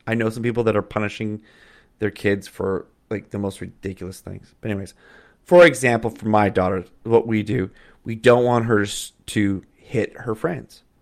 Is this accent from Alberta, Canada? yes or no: yes; Calgary, Alberta, Canada; also born or lived in Edmonton; I grew up in Calgary, love the Flames. I'm an Alberta boy